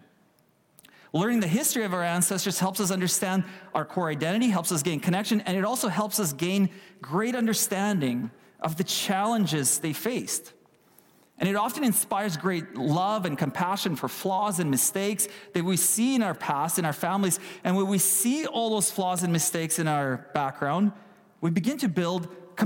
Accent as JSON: {"language": "English", "region": "Kyiv", "country": "Ukraine", "tie": "born or raised there", "moved": "yes", "lives_now": "Canada", "said": "I was born in Ukraine, in Kiev, in the capital of Ukraine"}